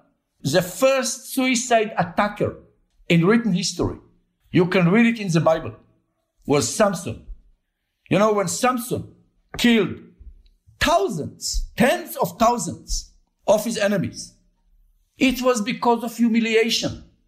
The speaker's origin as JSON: {"language": "English", "country": "Israel"}